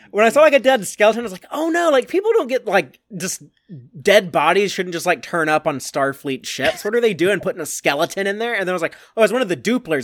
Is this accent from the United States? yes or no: yes; Austin, Texas, United States; I've never lived outside of a sixty mile radius of where I am right now